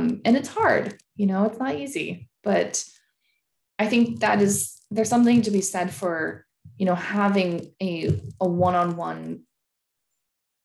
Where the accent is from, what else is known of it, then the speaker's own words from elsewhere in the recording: Seattle, Washington, United States; also born or lived in Germany; I moved home to Seattle to care for her